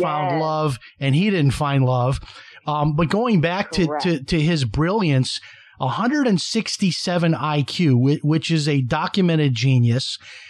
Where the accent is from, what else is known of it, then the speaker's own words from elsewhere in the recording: Chicago, Illinois, United States; And I'm from Chicago, so there's that connection there.